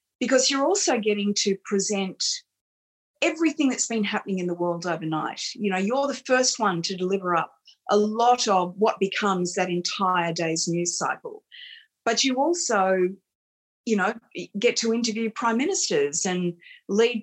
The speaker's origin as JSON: {"language": "English", "town": "Campbelltown", "region": "New South Wales", "country": "Australia", "tie": "born or raised there", "said": "I was a kid from Campbelltown. I didn't go to private school"}